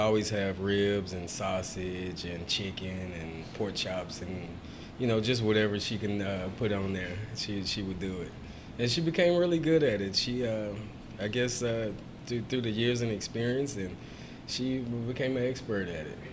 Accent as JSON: {"language": "English", "town": "Houston", "region": "Texas", "country": "United States", "tie": "born or raised there", "said": "I'm born and raised in Houston"}